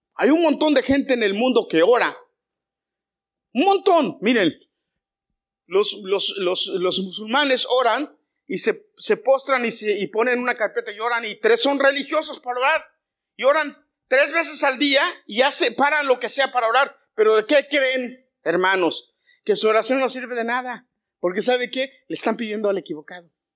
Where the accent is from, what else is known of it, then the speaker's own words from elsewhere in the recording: Mexico; yo soy muy mexicano a la antigua